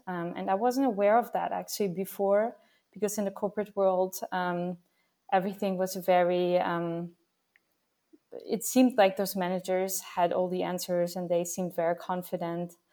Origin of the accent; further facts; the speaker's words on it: Vienna, Austria; now in Netherlands; I'm actually from Vienna, from Austria.